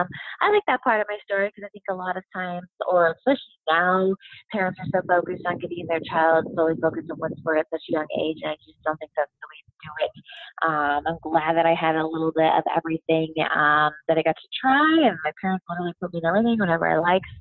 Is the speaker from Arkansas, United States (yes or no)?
no; Lake Forest, California, United States; I joined the Summer League swim team in my hometown of Lake Forest, California